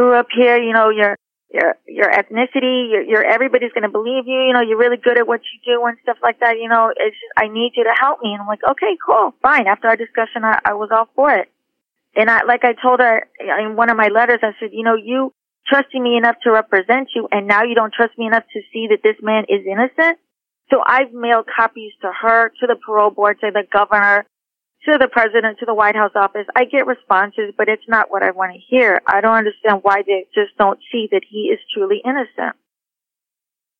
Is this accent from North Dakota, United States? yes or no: no; Houston, Texas, United States; I grew up in Houston